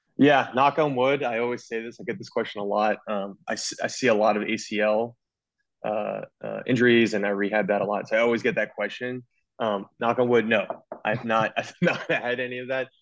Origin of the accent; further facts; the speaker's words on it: New Jersey, United States; moved away as an adult; also born or lived in Pennsylvania; now in Baltimore, United States; I'm originally from Jersey